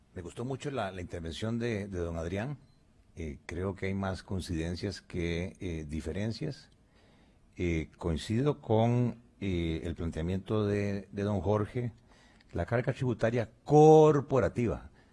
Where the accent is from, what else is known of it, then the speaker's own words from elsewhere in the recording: Costa Rica; nosotros como costarricenses